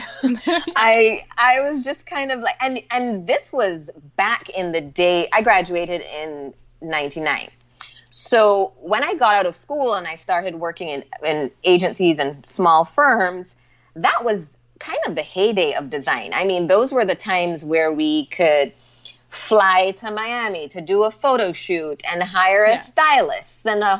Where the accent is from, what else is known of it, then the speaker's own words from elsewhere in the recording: Barbados; moved away; also born or lived in Atlanta; I was born and raised in Barbados.